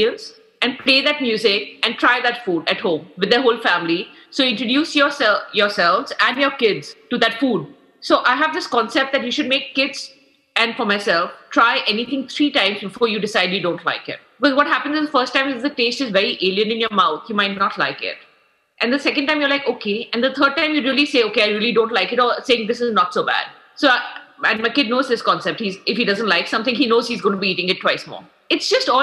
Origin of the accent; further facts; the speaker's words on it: India; moved away as an adult; now in United States; when I grew up in India and I moved to the US, I got married. And that's when I moved here at 25